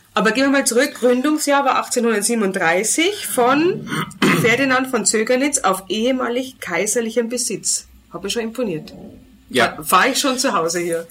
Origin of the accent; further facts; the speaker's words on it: Germany; now in Austria; ich bin auch Deutsche